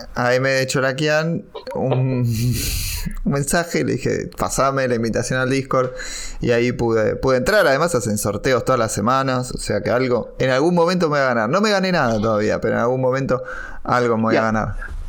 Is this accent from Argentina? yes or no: yes; Argentina; nosotros no llegamos a ver desde Argentina